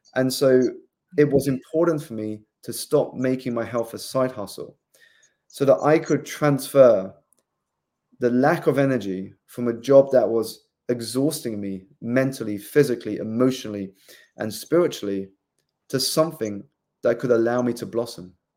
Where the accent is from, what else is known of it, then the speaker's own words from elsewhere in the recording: South East England, United Kingdom; moved away as an adult; also born or lived in London; I grew up in the southeast of England